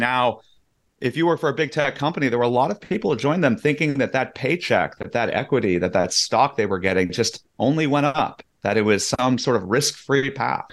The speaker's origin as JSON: {"language": "English", "area": "Silicon Valley", "region": "California", "country": "United States", "tie": "born or raised there", "said": "I, I grew up in Silicon Valley"}